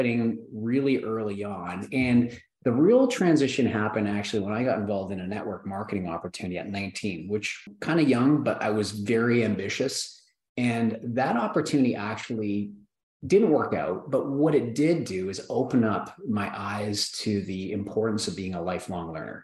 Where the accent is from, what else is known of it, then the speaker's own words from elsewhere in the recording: Canada; I grew up in Canada, there was no toy distribution companies or toy manufacturing companies. I grew up where there's agriculture and oil.